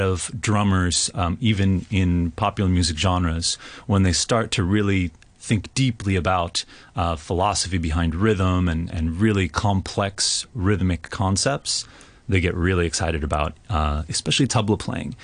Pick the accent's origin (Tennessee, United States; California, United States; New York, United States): California, United States; Berkeley; I grew up in Berkeley, California.